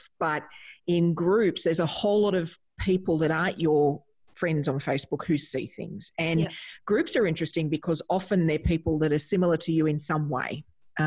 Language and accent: English; Australia; as an Australian